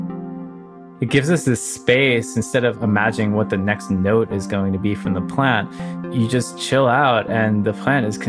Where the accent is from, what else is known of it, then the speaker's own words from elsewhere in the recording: Somers, New York, United States; I grew up in Somers, New York. It's a rural area north of New York City.